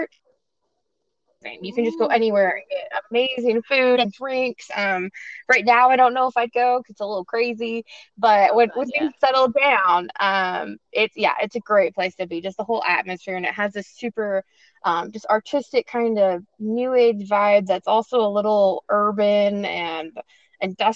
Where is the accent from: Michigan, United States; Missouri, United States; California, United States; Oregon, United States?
Oregon, United States; Clackamas; also born or lived in Corvallis, Oregon; I am a born and raised Oregonian. I grew up just east of Portland in a town called Clackamas.